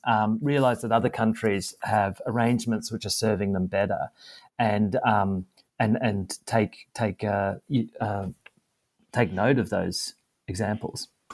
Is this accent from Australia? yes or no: yes; Australia